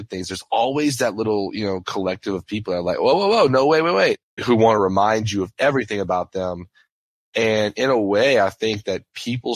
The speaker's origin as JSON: {"language": "English", "area": "St. James Parish", "region": "Louisiana", "country": "United States", "tie": "born or raised there", "said": "I grew up in St. James Parish, which is actually one parish above Terrebonne."}